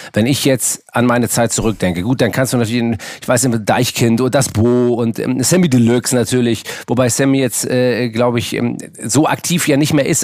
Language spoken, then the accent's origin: German; Hamburg, Germany; Äh, es ist Hamburg Müllmannsberg